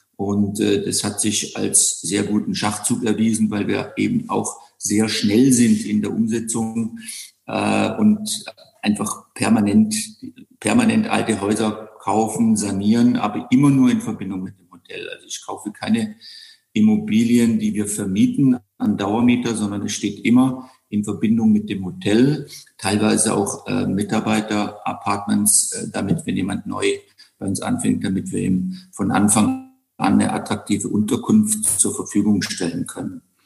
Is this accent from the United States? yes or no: no; Black Forest, Baden-Württemberg, Germany; moved away; also born or lived in Bonn / London / Monte Carlo / Sydney; ich bin ja im Schwarzwald in einem Landgasthof geboren, den mein acht Jahre älterer Bruder übernommen hat. Habe dann im zarten Alter von 15 Koch gelernt